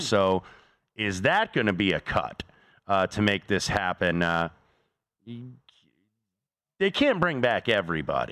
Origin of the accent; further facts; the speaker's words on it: Indianapolis, Indiana, United States; my hometown of Indianapolis